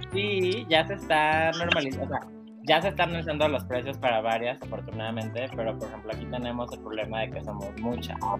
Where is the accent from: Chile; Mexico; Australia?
Mexico; Cancún, Quintana Roo; Soy de Cancún